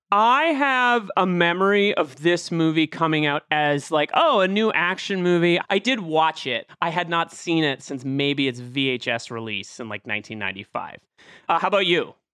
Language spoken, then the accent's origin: English; thirty miles outside of Boston, Massachusetts, United States; I was raised thirty miles outside of Boston